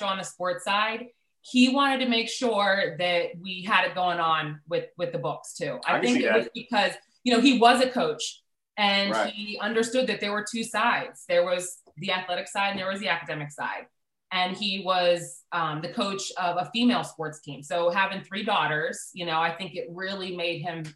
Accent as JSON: {"language": "English", "town": "Pittsburgh", "region": "Pennsylvania", "country": "United States", "tie": "born or raised there", "said": "I'm a Pittsburgh girl, born and raised."}